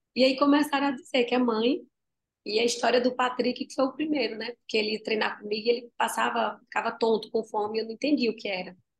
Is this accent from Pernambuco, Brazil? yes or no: yes; Tacaratu, Pernambuco, Brazil; moved away; quando eu saí lá de Tacaratu, uma vez eu estava com uma barraquinha, minha mãe tinha uma, uma vendazinha, e eu pegava os bombons e eu colocava numa barraquinha em frente à minha casa